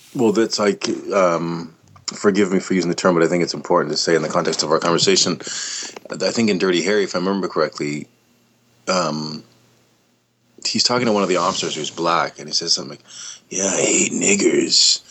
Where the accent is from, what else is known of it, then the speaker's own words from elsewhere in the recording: Canada; being Canadian